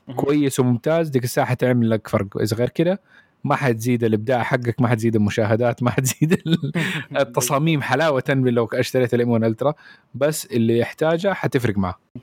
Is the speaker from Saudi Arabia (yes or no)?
yes; Saudi Arabia; عندنا في السعوديه